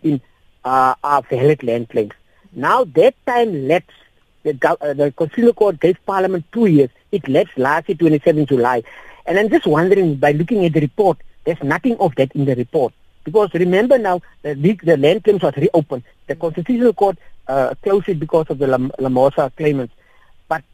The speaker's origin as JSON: {"language": "English", "country": "South Africa", "said": "We are South African citizens."}